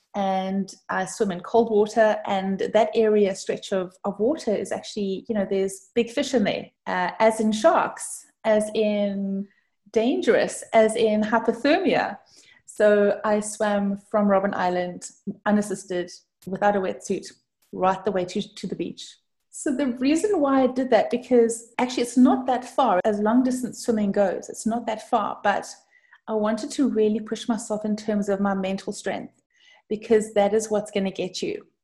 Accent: South Africa; moved away; I'm actually from South Africa. And that's the cause for the different kind of accent.

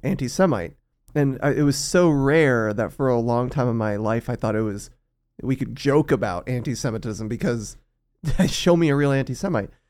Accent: South Texas, United States; growing up in South Texas

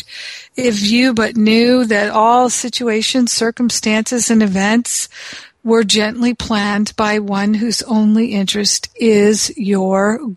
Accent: United States; I'm from America

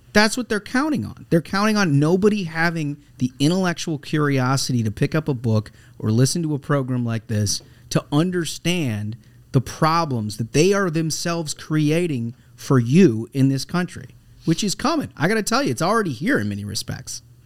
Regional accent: United States; as an American

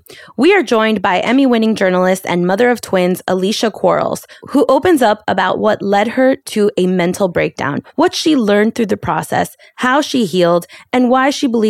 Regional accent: Miami, Florida, United States; My parents are Peruvian. I was born in Miami

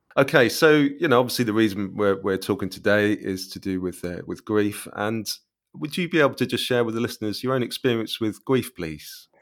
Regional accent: Cambridge, East of England, United Kingdom; that is my hometown

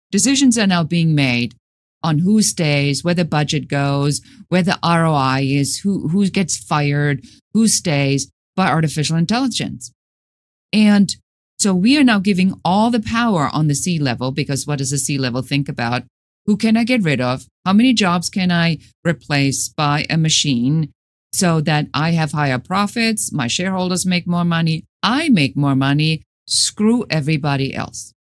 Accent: Germany; moved away as an adult; now in United States; Originally, I'm from Germany.

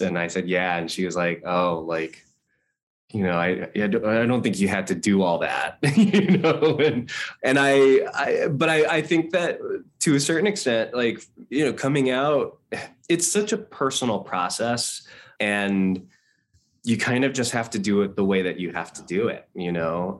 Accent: Los Angeles, California, United States; I grew up in Hawthorne and Torrance and Redondo Beach

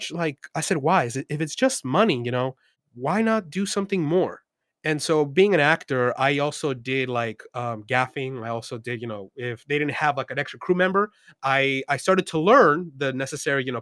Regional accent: Los Angeles, California, United States; also born or lived in Mexico City, Mexico; I was born in East Los Angeles, but I was actually raised in Mexico City for the first 8 or 9 years of my life

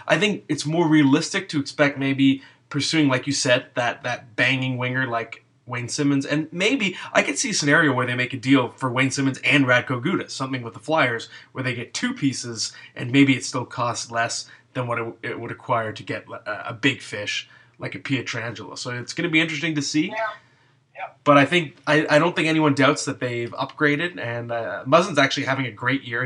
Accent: Ottawa, Ontario, Canada; now in Toronto, Canada; I'm from Ottawa

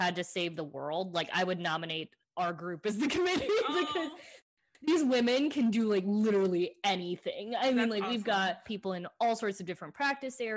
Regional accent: Dallas, Texas, United States; also born or lived in Fort Worth, Texas / New Hampshire / Washington, District of Columbia, United States; I was actually born in Fort Worth, moved to Dallas when I was 10, I think, and then had grown up here, went to undergrad here

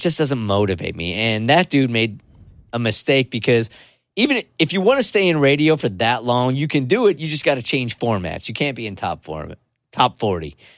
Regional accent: San Diego, California, United States; I grew up in San Diego

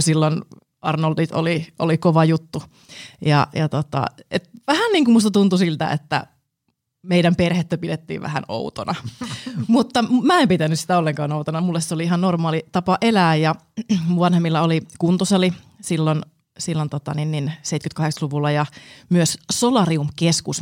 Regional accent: Jyväskylä, Central Finland, Finland; mä tuun Keski-Suomesta Jyväskylästä alun perin

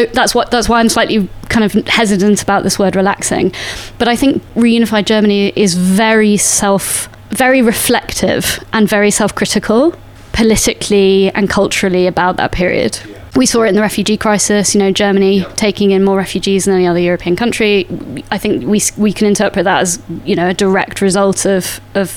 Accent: Salisbury, South West England, United Kingdom; I grew up in Salisbury

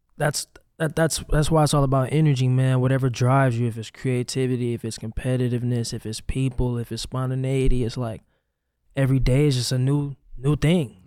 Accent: St. Louis, Missouri, United States; also born or lived in Hoffman Estates, Illinois; Saint Louis, where I'm, where I grew up, where I'm really from

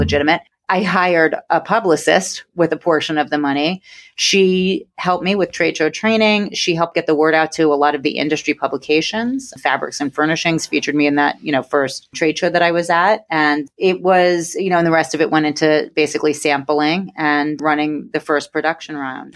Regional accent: New York, United States; accent: New York; born and bred in New York, and I've been accused of sounding like Fran Drescher

